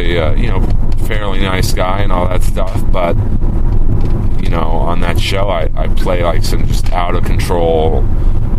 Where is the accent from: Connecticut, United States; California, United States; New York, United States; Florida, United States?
California, United States; Los Angeles; I was raised out in Los Angeles